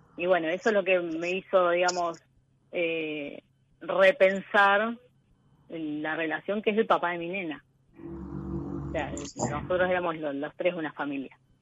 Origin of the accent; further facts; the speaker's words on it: Coronel Rosales, Buenos Aires Province, Argentina; Soy de Coronel Rosales, que es el sudoeste de la provincia de Buenos Aires al lado de Bahía Blanca